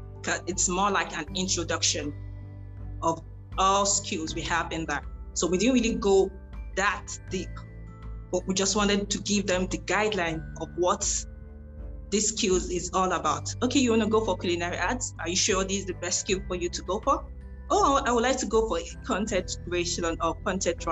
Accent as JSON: {"language": "English", "country": "Nigeria", "said": "I started from Africa as a Nigerian."}